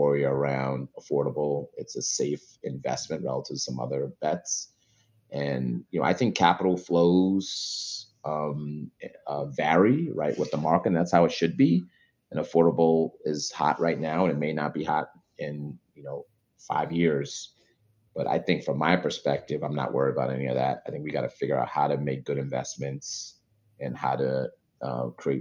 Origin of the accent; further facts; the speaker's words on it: New York, United States; I'm from New York